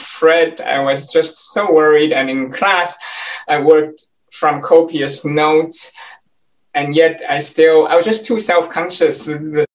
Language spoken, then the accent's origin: English; Taiwan; moved away as an adult; also born or lived in California, United States; now in Washington, D.C., United States; I was born and raised in Taiwan